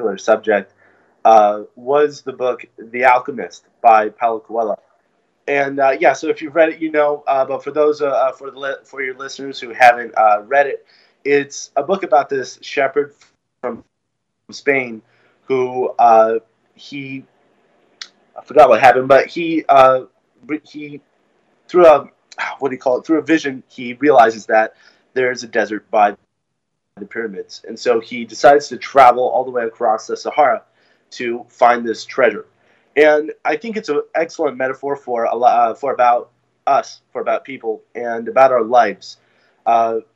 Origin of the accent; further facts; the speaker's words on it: California, United States; I grew up in California